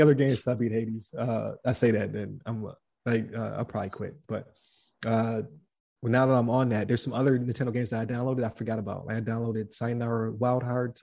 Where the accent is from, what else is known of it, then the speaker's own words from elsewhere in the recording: Buffalo, New York, United States; I'm from Buffalo, New York